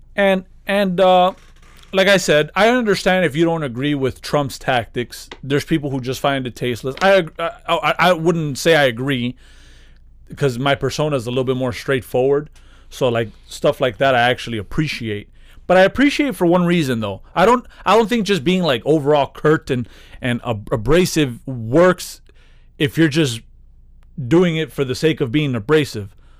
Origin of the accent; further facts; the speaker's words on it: United States; I'm happy I'm from here